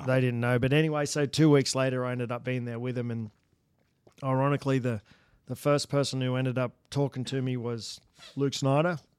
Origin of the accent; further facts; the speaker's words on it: Australia; moved away as an adult; now in United States; I come from Australia